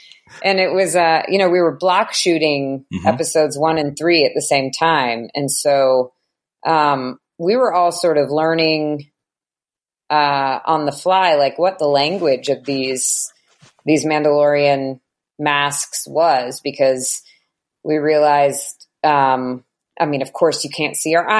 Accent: United States; Maybe it's because I'm American that I think that it's so interesting.

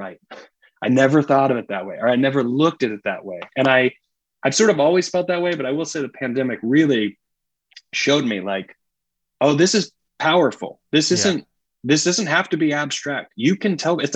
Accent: Greenville, South Carolina, United States; I grew up in Greenville, South Carolina, which is obviously in the Bible Belt

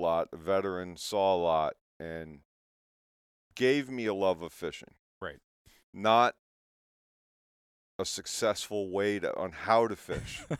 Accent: St. Louis, Missouri, United States; I was actually born in St. Louis, not to get in my my family

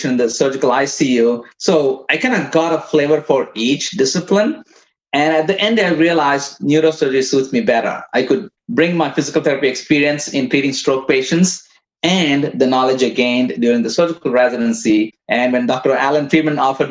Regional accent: India; moved away as an adult; also born or lived in Midwest, United States; now in United States; I came from India as a physical therapist. I came in 1994. I worked in as a physical therapist in India for a couple of years before I came here.

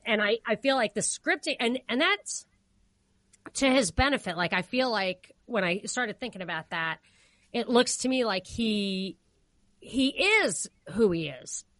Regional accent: New York, United States; As a New Yorker

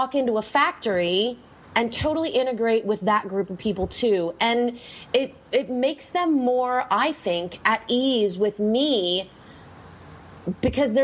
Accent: Pennsylvania, United States; I'm from Pennsylvania, so I spent a lot of time in New Jersey and New York, and we went to lots of dinner theaters and things like that when I was a little girl

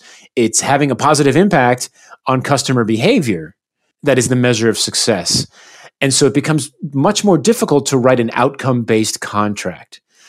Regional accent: United States; I grew up in the United States, and sadly, especially today, humility is in short supply in the United States.

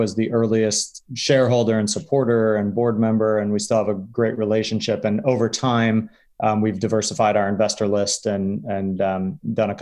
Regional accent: Connecticut, United States; I grew up in Connecticut, closer to you

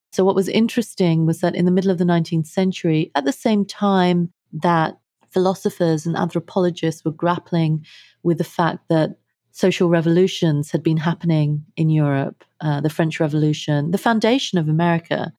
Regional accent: London, United Kingdom; moved away as an adult; also born or lived in India; now in United States; I grew up in London. Uh, my family is of Indian heritage

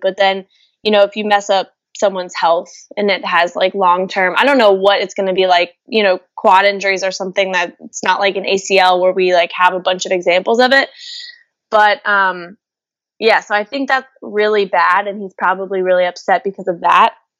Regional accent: Louisville, Kentucky, United States; moved away; I'm from Louisville, Kentucky.

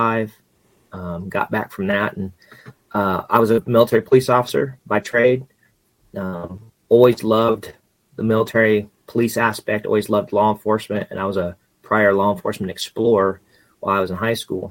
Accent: Central Kansas, United States; moved away as an adult; also born or lived in Arkansas; now in Missouri, United States; I'm born and raised Central Kansas

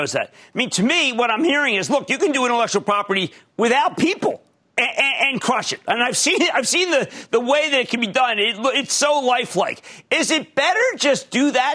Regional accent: New Jersey, United States; my home state of New Jersey

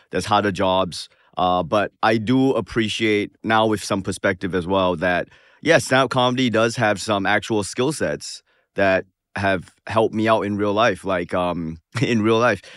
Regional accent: Singapore; moved away; also born or lived in Manchester, New Hampshire; as a Singaporean

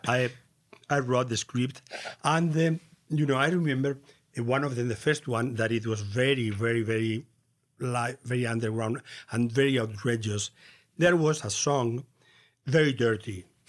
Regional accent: Castilla-La Mancha, Spain; English is a second language; I was born in La Mancha, in a rural place in nineteen forty-nine.

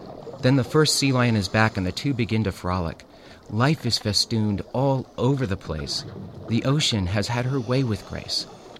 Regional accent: California, United States; I grew up in California, so I'd seen oil rigs from shore.

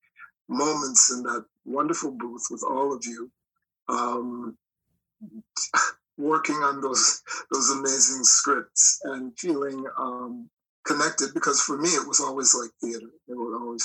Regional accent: Minneapolis, Minnesota, United States; I was raised in Minneapolis

